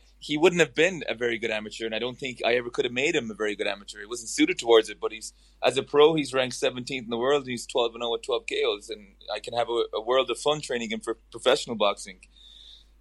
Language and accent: English; Ireland; I'm an Irishman. I grew up and raised in Ireland